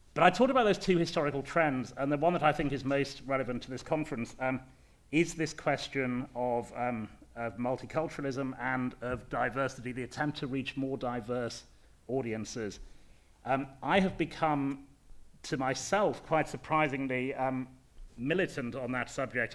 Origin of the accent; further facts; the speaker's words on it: Leeds, Yorkshire and the Humber, United Kingdom; I come from Leeds, um, from a middle class uh, white background. I have certain speech manner, manner, mannerisms.